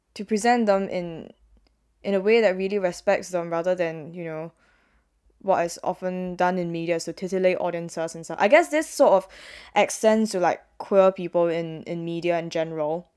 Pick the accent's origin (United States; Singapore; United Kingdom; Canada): Singapore; moved away; as a Singaporean